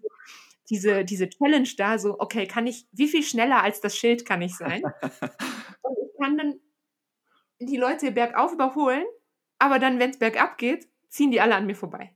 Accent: Aachen, North Rhine-Westphalia, Germany; now in Bern, Switzerland; die Stadt, aus der ich ursprünglich komme. Ähm, ich komme tatsächlich aus dem Flachland, ne? Also ich komme aus Aachen

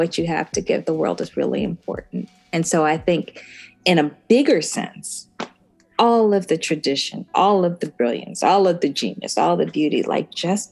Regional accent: Birmingham, Alabama, United States; being from Birmingham

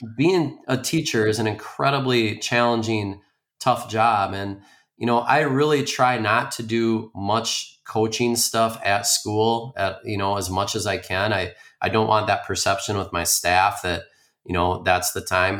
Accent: Spring Lake Park, Minnesota, United States; I grew up in the Twin Cities, uh, Spring Lake Park.

